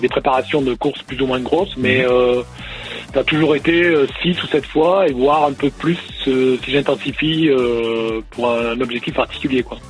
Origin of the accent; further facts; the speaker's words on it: Toulouse, Occitania, France; je suis d'ici, de Toulouse